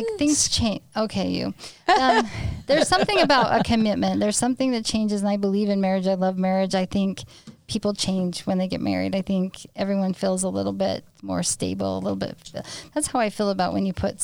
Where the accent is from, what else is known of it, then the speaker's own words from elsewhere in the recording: St. George, Utah, United States; also born or lived in Salt Lake City, Utah; now in Hurricane, United States; I grew up in St. George